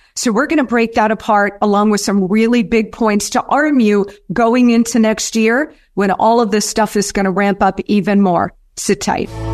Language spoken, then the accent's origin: English; United States; we as the American people